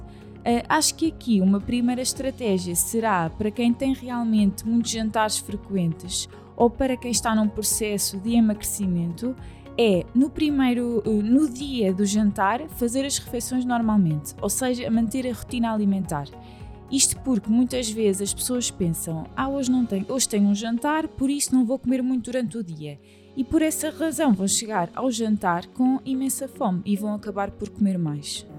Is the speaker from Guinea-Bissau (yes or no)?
no; Portugal; porque somos portuguesas